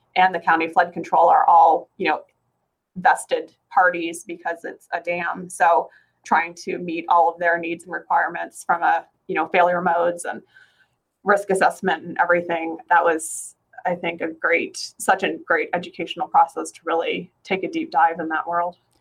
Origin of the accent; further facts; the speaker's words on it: northern Alberta, Canada; moved away as an adult; now in Phoenix, United States; I'm originally from Canada. I'm from northern Alberta